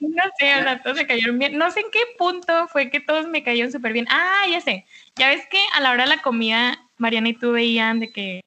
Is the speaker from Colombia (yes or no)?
no; Mexicali, Baja California, Mexico; mi tierra natal es la ciudad de Mexicali, Baja California